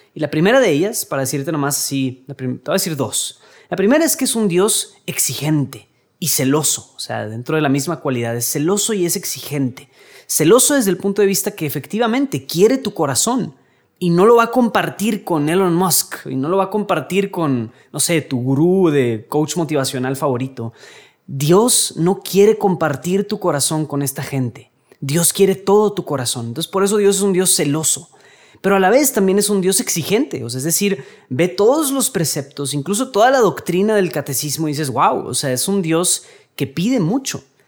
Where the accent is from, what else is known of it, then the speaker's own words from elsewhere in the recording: Mexico; aquí en México